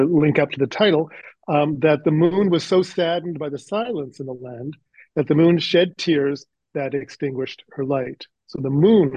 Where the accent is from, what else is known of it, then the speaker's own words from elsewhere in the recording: Canada; accent: Canadian; also born or lived in Toronto / Nova Scotia; now in United States; I'm originally from Canada, so just up the road from New Jersey